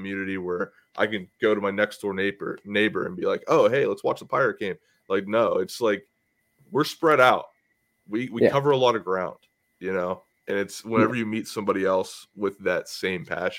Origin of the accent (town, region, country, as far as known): Pittsburgh, Pennsylvania, United States; born or raised there; now in New Jersey, United States